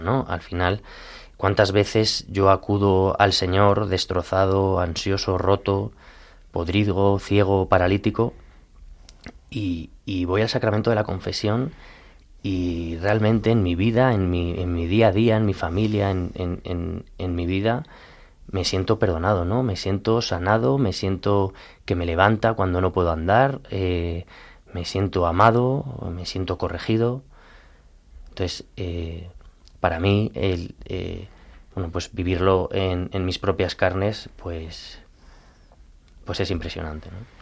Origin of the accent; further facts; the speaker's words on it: Colmenar Viejo, Community of Madrid, Spain; yo soy de Colmenar Viejo